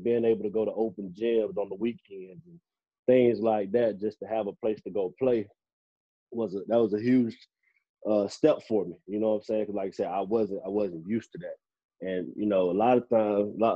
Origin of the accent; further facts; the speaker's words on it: Belle Glade, Florida, United States; moved away; also born or lived in Wellington, Florida; I'm born and raised in Belgrade, Florida.